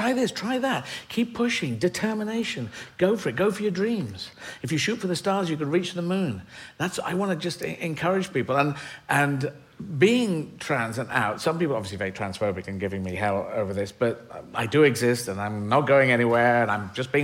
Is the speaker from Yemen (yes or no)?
yes; Aden, Yemen; moved away; I was born in Yemen. I was born in Aden.